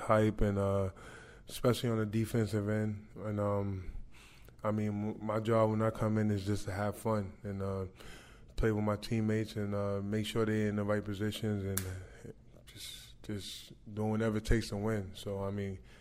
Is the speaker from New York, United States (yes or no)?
yes; New York, United States; moved away as an adult; now in New Orleans, United States; growing up in New York